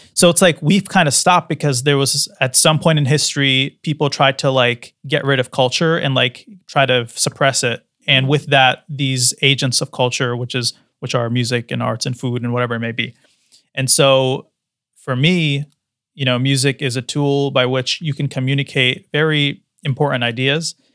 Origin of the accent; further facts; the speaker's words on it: United States; growing up in the West, in America